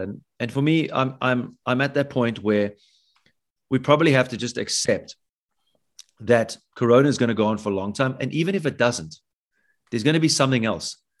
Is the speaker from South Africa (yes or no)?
yes; South Africa; As a South African